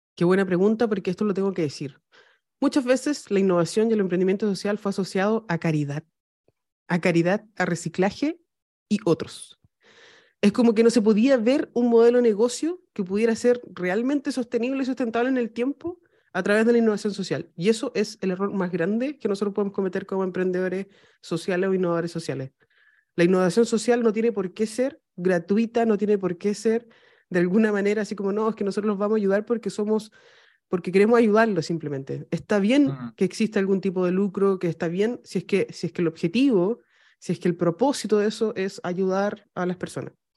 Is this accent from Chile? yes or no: yes; Chile; estoy en África le digo, soy de Chile